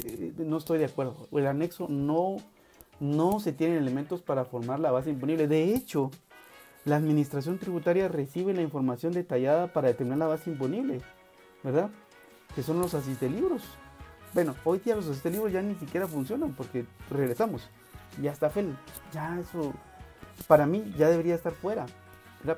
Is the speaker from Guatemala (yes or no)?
yes; Guatemala; los guatemaltecos